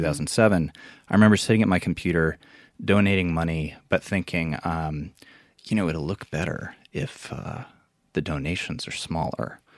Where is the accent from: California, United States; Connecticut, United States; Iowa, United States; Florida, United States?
Iowa, United States; Iowa City; I grew up in Iowa, um, in Iowa City, which is, uh, the college town of Iowa